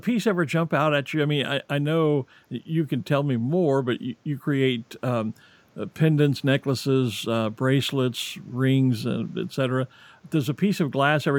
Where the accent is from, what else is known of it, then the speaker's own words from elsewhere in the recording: Texas Gulf Coast, United States; I grew up on the Texas Gulf Coast